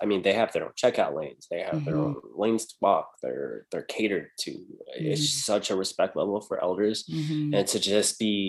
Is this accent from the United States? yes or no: yes; San Antonio, Texas, United States; moved away as an adult; now in Las Vegas, United States; I come from Texas where I, like, in my city, it was mainly Hispanic, then white, then black, like Asian was very small population